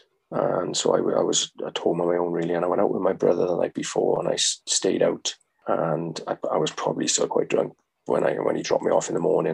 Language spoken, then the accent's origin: English; Merthyr Tydfil, Wales, United Kingdom; my hometown in Merthyr.